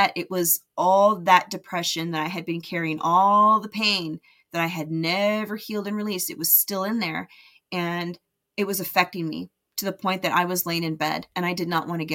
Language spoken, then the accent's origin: English; United States; moved away as an adult; also born or lived in Las Vegas, Nevada / California; now in Utah, United States; I grew up in Vegas and California where the weather was nice and warm